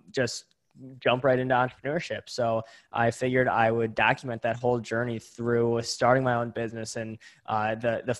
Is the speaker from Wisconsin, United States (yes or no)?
yes; Greendale, Wisconsin, United States; also born or lived in Milwaukee, Wisconsin; I'm originally from Greendale, Wisconsin, currently live in Milwaukee, Wisconsin, super, super close together. So born and raised in Wisconsin in the Midwest here